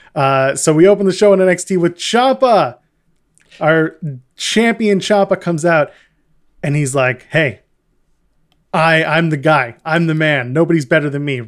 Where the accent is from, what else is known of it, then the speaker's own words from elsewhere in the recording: Canada; we are Canadian